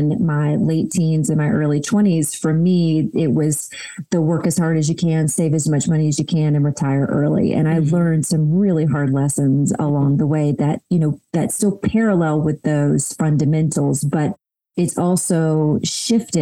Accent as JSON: {"language": "English", "town": "Cleveland", "region": "Georgia", "country": "United States", "tie": "born or raised there", "said": "I grew up in a really tiny town in Northeast Georgia called Cleveland"}